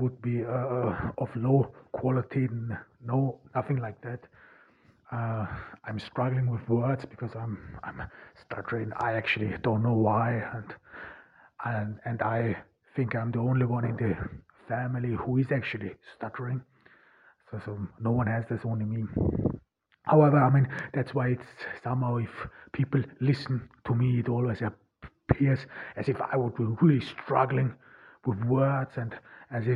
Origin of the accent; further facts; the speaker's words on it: Zell am See, Salzburg, Austria; accent: German; first language German; English is a second language; moved away as an adult; now in Ordu, Turkey; I was born in 1988 in Austria, in rural Austria, Zell am See, and I'm of Turkish descent